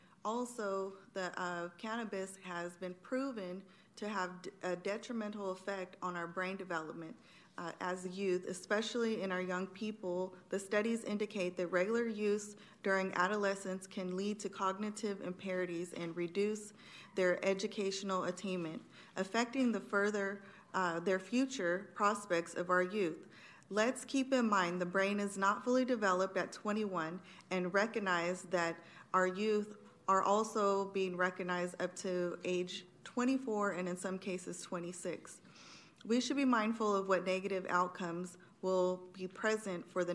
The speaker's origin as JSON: {"language": "English", "town": "Sacramento", "region": "California", "country": "United States", "tie": "born or raised there", "said": "born and raised in Sacramento"}